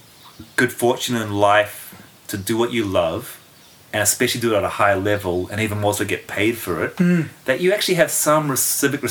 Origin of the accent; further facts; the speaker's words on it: Auckland, New Zealand; moved away as an adult; also born or lived in London, United Kingdom; now in Los Angeles, United States; growing up in Auckland